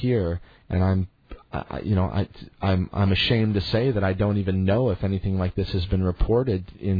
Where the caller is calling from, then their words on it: Missouri, United States; I'm calling you from Missouri, which is in the quote unquote heartland of the United States, and there's a tremendous amount of farming that goes on in our area here